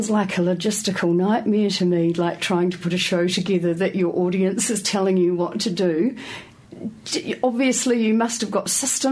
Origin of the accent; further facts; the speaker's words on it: Wainuiomata, Wellington, New Zealand; we are both from Wainui O Mata.